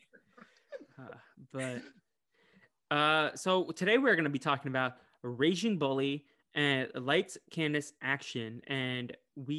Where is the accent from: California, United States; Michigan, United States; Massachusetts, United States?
Massachusetts, United States; Boston; I'm from Boston